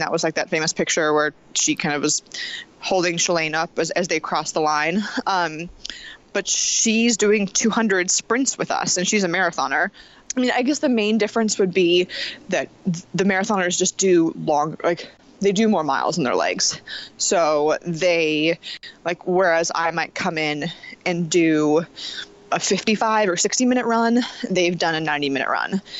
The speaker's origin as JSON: {"language": "English", "town": "Los Angeles", "region": "California", "country": "United States", "also_born_or_lived": "New Jersey / New York", "moved": "yes", "lives_now": "Portland, United States", "said": "I'm originally from Los Angeles, California"}